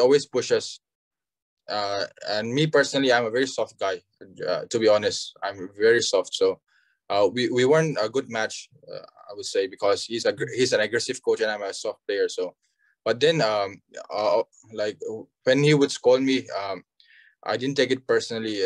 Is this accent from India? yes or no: yes; Aizawl, Mizoram, India; I'm from uh, Aizawl, Mizoram